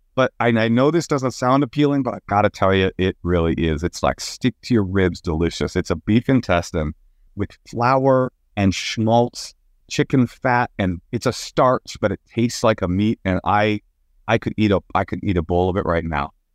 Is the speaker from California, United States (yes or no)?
yes; Oakland, California, United States; I was raised in Oakland, California